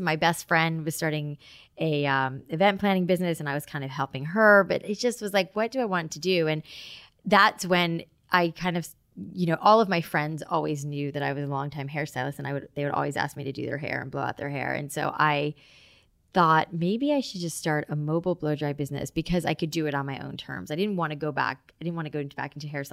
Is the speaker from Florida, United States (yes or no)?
yes; Boca Raton, Florida, United States; also born or lived in Long Island, New York / Atlanta; I grew up in South Florida in Boca Raton